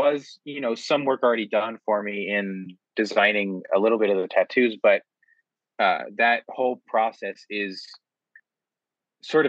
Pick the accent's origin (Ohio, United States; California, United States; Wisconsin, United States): Ohio, United States; I'm from Ohio